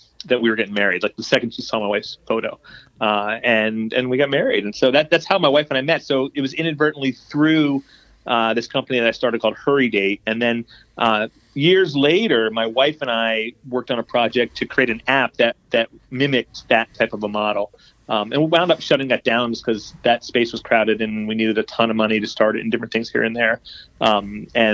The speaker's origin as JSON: {"language": "English", "region": "South Florida", "country": "United States", "tie": "born or raised there", "also_born_or_lived": "New York City", "moved": "yes", "lives_now": "Boston, United States", "said": "just in South Florida. I grew up"}